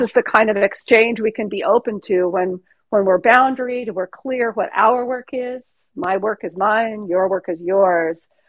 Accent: California, United States; I'm from California

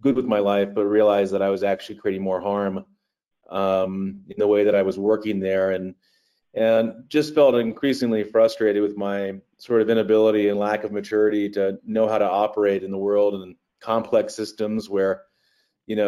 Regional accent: Eastern Shore of Maryland, United States; growing up on the Chesapeake Bay in Maryland, the eastern shore of Maryland

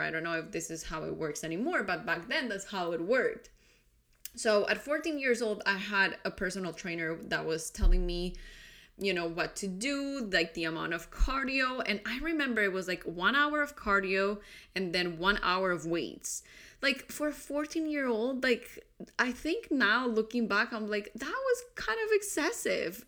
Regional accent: Colombia; I grew up in Colombia

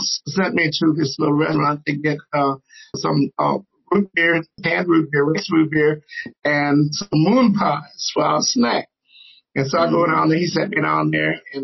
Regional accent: the Jim Crow South, United States; I grew up in the Jim Crow South

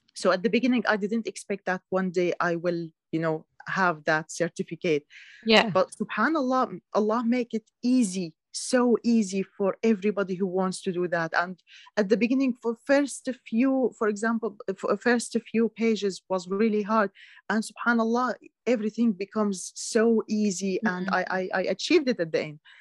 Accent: Syria; moved away as an adult; now in United Kingdom; I was born in Syria, lived yeah. all my life in Syria

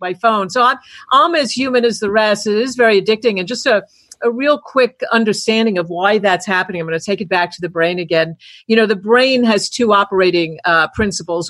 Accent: New York, United States; I grew up in New York

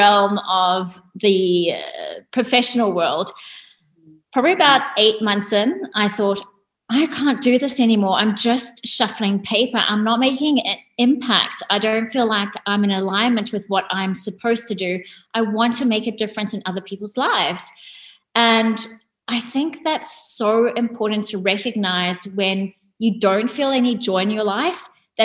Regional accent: Durban, KwaZulu-Natal, South Africa; moved away as an adult; now in Australia; I grew up in South Africa and in a place called Durban

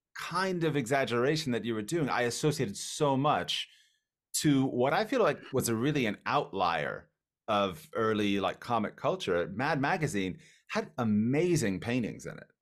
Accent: Miami, Florida, United States; I'm from Miami, Florida

